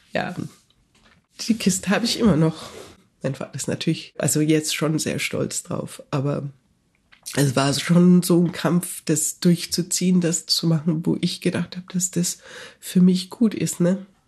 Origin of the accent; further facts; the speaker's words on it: Nuremberg, Bavaria, Germany; moved away as an adult; also born or lived in Canada; now in Toronto, Canada; ich bin in Nürnberg aufgewachsen